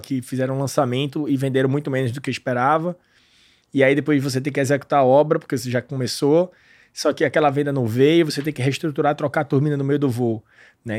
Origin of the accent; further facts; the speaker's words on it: Pernambuco, Brazil; eu sou de Pernambuco